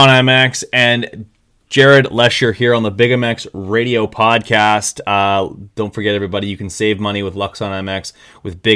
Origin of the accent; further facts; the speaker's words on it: Winnipeg, Manitoba, Canada; I'm from the middle of Canada, which is 8 hours north of Millville